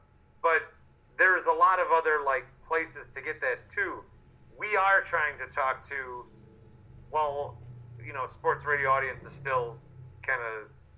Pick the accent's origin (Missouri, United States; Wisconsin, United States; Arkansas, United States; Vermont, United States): Wisconsin, United States; we are from Wisconsin. We're from this area.